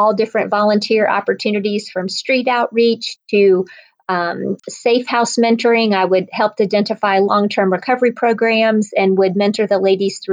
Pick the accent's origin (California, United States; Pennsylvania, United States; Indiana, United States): Indiana, United States; Northwest; moved away as an adult; also born or lived in Ohio; now in Atlanta, United States; I grew up in Northwest Indiana, a Midwestern girl